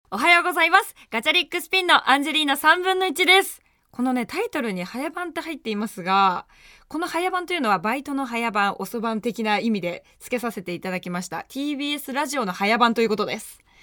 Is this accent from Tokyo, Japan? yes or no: yes; Tokyo, Japan; 下町出身です。もう本当に暖かい地域で育っています